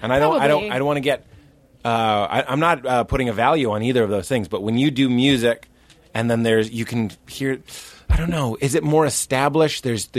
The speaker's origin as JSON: {"language": "English", "town": "Los Angeles", "region": "California", "country": "United States", "said": "Hi, I'm from Los Angeles."}